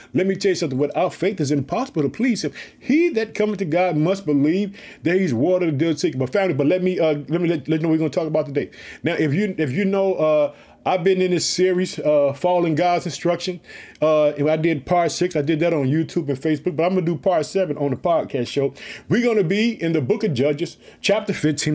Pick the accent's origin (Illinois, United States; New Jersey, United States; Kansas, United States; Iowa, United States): Illinois, United States; also born or lived in Chicago; The state of Illinois, which is my home state, I reside in the city of Chicago.